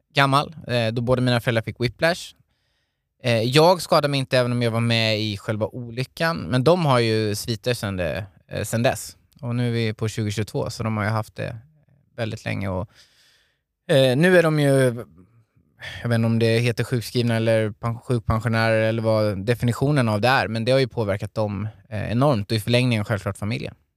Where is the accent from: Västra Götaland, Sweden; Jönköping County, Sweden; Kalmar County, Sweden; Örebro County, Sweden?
Kalmar County, Sweden; Hultsfred; now in Stockholm, Sweden; uppvuxen i Hultsfred, en liten ort i Småland